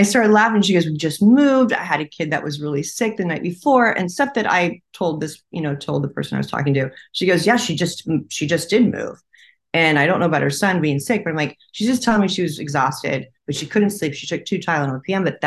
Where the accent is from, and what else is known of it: California, United States